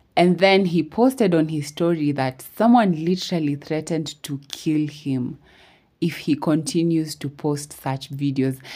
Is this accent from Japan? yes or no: no; Kenya; I'm from Kenya. I'm Kenyan